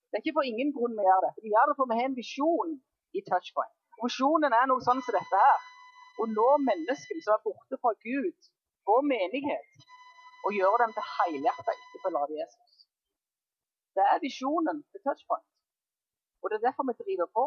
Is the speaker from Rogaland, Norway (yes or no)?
yes; Jæren, Rogaland, Norway; moved away; På Jæren der jeg kommer fra